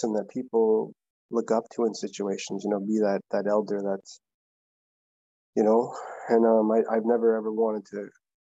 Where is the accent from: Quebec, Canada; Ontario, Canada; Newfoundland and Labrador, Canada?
Ontario, Canada; Curve Lake First Nation; now in Victoria, Canada; I'm from Curve Lake First Nation.